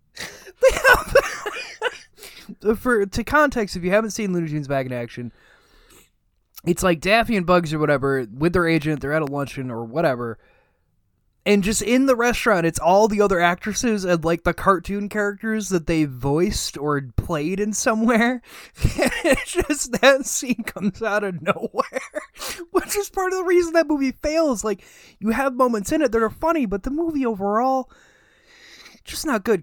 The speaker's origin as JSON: {"language": "English", "country": "United States", "said": "I'm an American."}